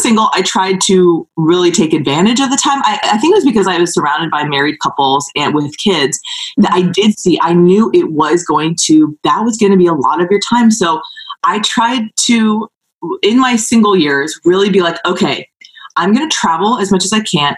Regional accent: California, United States; I'm from California

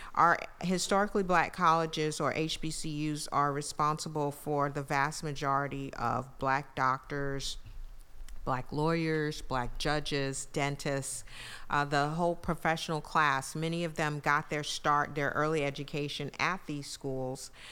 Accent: New York City, New York, United States; moved away as an adult; also born or lived in Brooklyn, New York / San Antonio, Texas; now in Mississippi, United States; New York City, where I was born in Brooklyn and raised in Queens

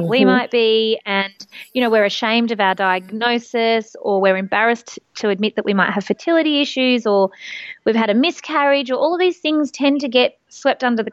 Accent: country Victoria, Australia; I grew up in country Victoria

